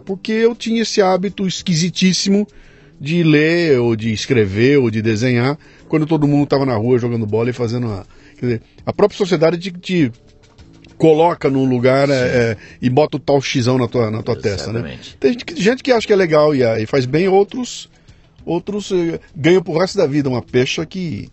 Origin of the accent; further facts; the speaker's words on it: Brazil; sou brasileiro